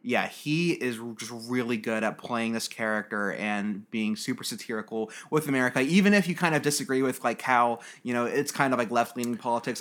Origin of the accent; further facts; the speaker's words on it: United States; as an American